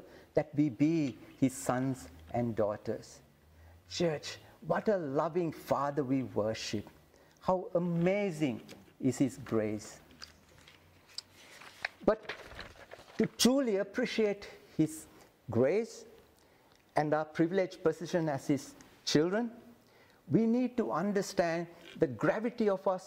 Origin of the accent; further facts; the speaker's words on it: Sri Lanka; I come from Sri Lanka